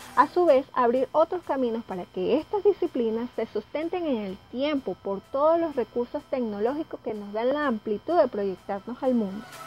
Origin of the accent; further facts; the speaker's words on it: Venezuela; venezolana y vivo en Caracas